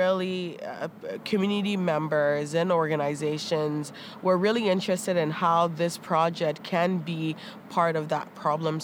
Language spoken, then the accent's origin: English; Toronto, Ontario, Canada; born or raised there; also born or lived in Ghana